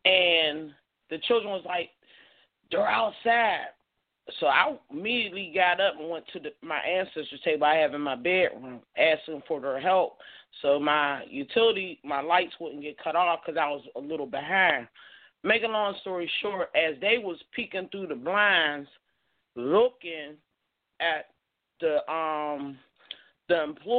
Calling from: Pittsburgh, Pennsylvania, United States; I'm calling from Pittsburgh, PA.

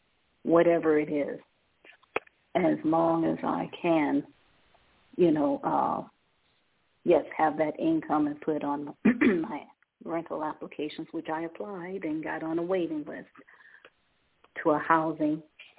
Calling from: Ohio, United States

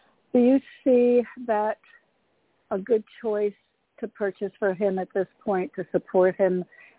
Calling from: Connecticut, United States; Hi, Toni. It's … from Connecticut.

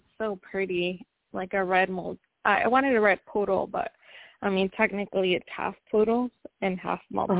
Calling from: Washington, United States; Where are you calling from? From Washington.

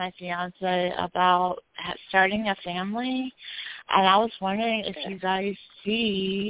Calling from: West Virginia, United States; I'm calling from West Virginia.

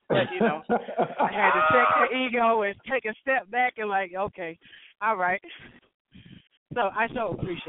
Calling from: Kinley, North Carolina, United States; calling from Kinley, North Carolina right now.

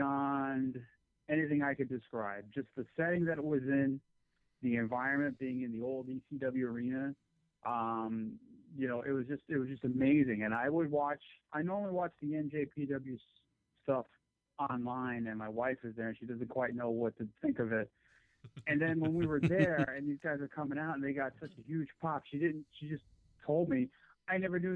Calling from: New Jersey, United States; I'm calling from New Jersey

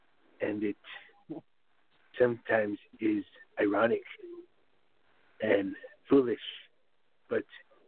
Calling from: Moncton, New Brunswick, Canada; I'm calling from Moncton in Canada.

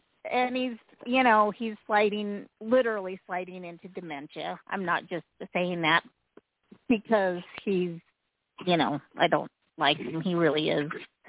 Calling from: Utah, United States; I'm calling from Utah.

